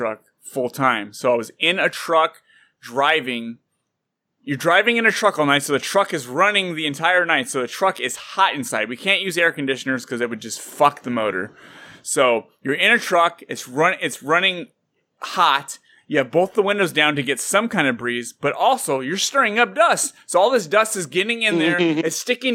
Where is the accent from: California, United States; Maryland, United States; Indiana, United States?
California, United States; Santa Clara; moved away as an adult; now in Fresno, United States; I grew up in Santa Clara. I actually graduated from Santa Clara High School